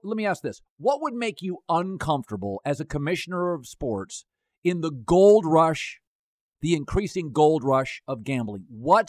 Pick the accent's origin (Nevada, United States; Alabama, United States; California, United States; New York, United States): Nevada, United States; Las Vegas; Okay, so I grew up in Vegas, so I'm comfortable with it